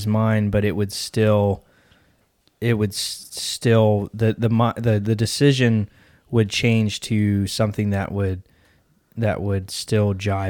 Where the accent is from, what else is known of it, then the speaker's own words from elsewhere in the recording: United States; I'm American, man.